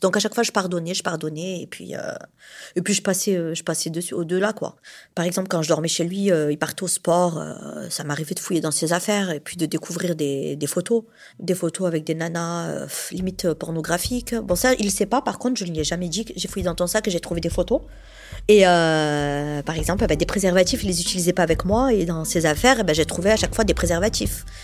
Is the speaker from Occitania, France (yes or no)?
yes; Montpellier, Occitania, France; je suis de Montpellier, donc je suis une vraie Montpelliéraine hein, depuis toujours